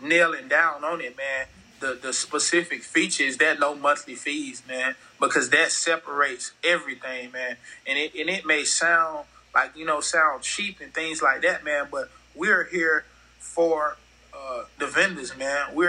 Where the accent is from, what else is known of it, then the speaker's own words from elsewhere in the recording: Fort Lauderdale, Florida, United States; also born or lived in Arkansas; now in Houston, United States; growing up in Fort Lauderdale